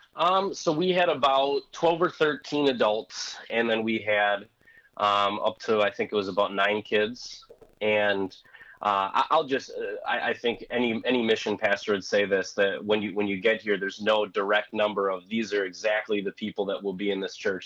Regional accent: Wisconsin, United States; accent: thick Wisconsin; moved away as an adult; now in Missouri, United States; my thick Wisconsin accent sticks out like a sore thumb

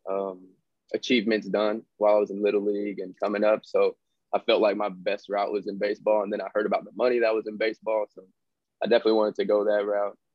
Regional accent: Fresno, California, United States; Fresno, Calif- California.

